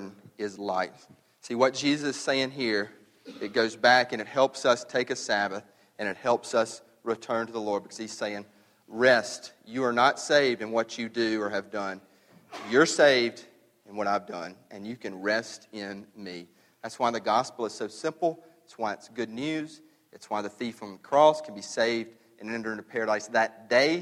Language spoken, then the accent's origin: English; the South, United States; We're from the South.